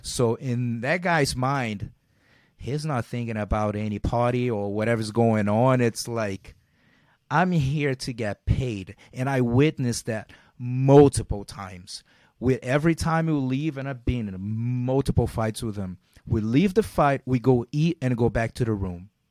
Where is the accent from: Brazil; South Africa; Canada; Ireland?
Brazil; Rio de Janeiro; moved away as an adult; now in United States; growing, growing up in Brazil and being in an, uh, those low, middle class areas